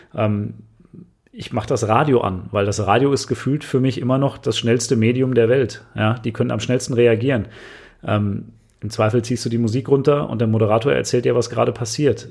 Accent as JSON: {"language": "German", "country": "Germany", "said": "bei uns in Deutschland"}